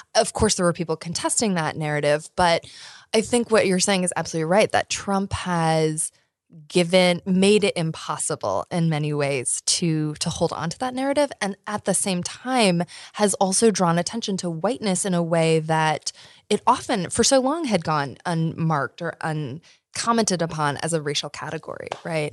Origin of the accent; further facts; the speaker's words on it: Iowa, United States; now in Virginia, United States; I'm from Iowa originally